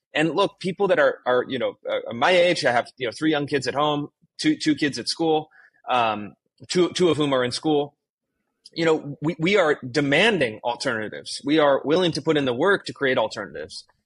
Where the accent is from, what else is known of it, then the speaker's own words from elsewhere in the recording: Sacramento, California, United States; moved away as an adult; also born or lived in Washington D.C. / Bay Area / Los Angeles / Pacific Northwest; I grew up in, in Sacramento, California